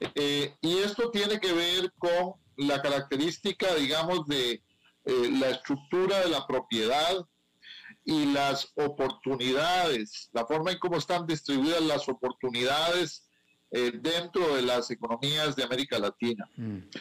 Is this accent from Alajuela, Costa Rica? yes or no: yes; Grecia, Alajuela, Costa Rica; en mi pueblo, aquí en Grecia